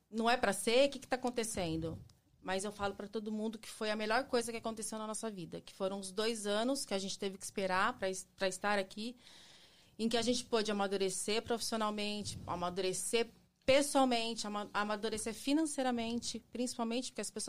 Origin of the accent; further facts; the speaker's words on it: São Paulo, Brazil; also born or lived in Ribeirão Preto; Eu sou de São Paulo, capital, nasci em São Paulo, mas eu morava em Ribeirão Preto.